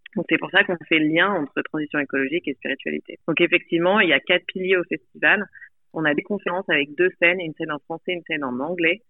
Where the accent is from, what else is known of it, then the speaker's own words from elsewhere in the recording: Nice, Provence-Alpes-Côte d'Azur, France; moved away; also born or lived in Paris, France; j'ai grandi euh, à Nice, dans le sud-est de la France.